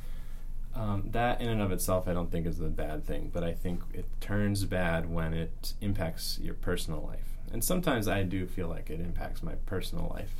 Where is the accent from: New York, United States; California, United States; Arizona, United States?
Arizona, United States; moved away as an adult; now in North Carolina, United States; I am originally from Arizona